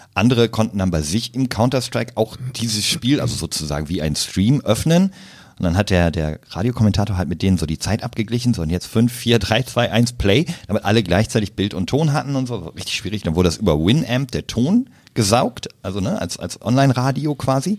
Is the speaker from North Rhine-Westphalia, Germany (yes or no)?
yes; Münsterland, North Rhine-Westphalia, Germany; also born or lived in Berlin; geboren in Berlin, aufgewachsen im wunderschönen Münsterland, in einem kleinen Ort, dort zur Schule gegangen